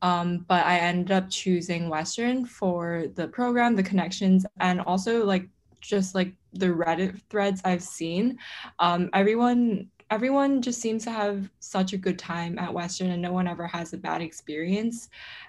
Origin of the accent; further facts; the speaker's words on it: Hong Kong; now in Canada; I am Chinese and I'm from Hong Kong.